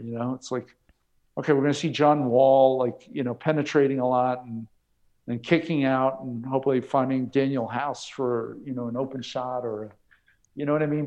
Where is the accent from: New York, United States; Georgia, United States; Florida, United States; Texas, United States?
New York, United States; I grew up in New York